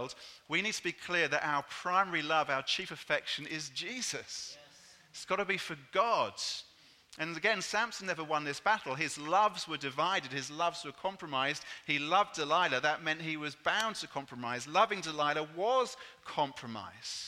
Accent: England, United Kingdom; I'm English

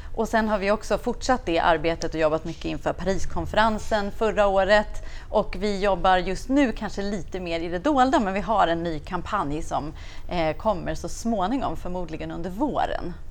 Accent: Stockholm, Stockholm County, Sweden; moved away as an adult; now in Uppsala, Sweden; Jag kommer ifrån Stockholm, flyttade till Uppsala i början på 90-talet och har bott där

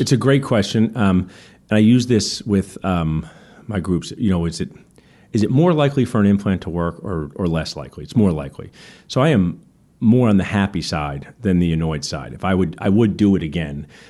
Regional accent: Ewing, New Jersey, United States; where I grew up in Ewing

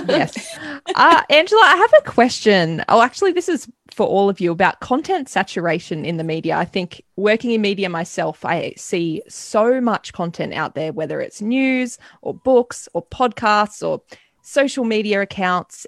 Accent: Australia; a young Australian woman

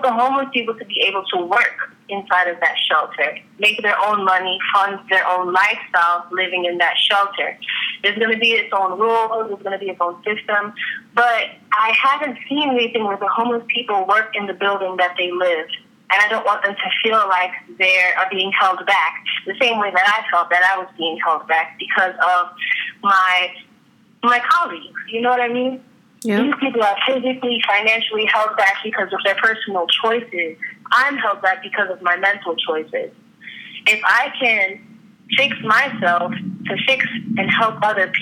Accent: New York City, New York, United States; now in Orlando, United States; I was raised in Far Rockaway, Queens, New York

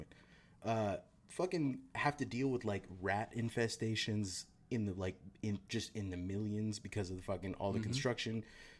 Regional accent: Sunnyvale, California, United States; In the area that I grew up in Sunnyvale, I was the only poor person for about 10 miles, right?

